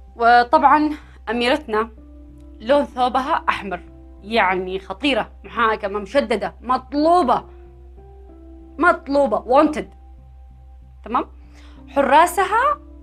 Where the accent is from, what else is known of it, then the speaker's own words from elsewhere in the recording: Yemen; احنا عندنا في اليمن